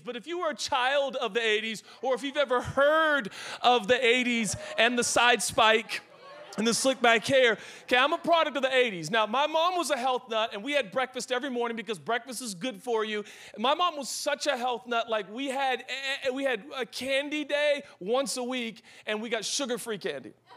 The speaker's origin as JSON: {"language": "English", "town": "Seattle", "region": "Washington", "country": "United States", "said": "I'm from Seattle"}